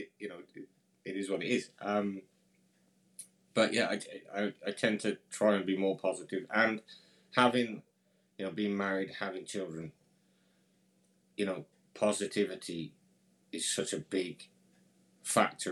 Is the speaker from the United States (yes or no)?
no; near Birmingham, West Midlands, United Kingdom; So I grew up near, I think you'd call it the UK's second capital, for argument's sake. It's a big city called Birmingham. I grew up just outside of there.